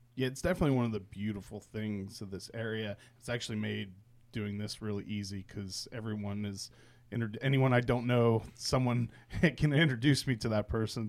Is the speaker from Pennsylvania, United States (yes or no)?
yes; Pittsburgh, Pennsylvania, United States; moved away; I grew up in Pittsburgh